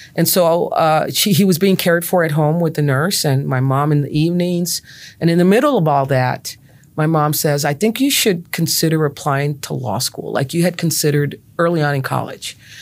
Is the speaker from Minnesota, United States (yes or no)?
no; Brownsville, Texas, United States; growing up in Brownsville